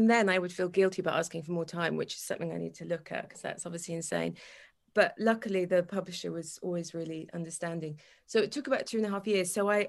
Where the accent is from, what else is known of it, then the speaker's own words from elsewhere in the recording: Wales, United Kingdom; moved away as an adult; I'm Welsh, 100%.